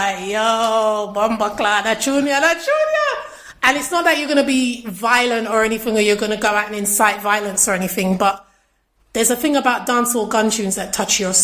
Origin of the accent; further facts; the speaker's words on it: London, United Kingdom; I'm a Londoner.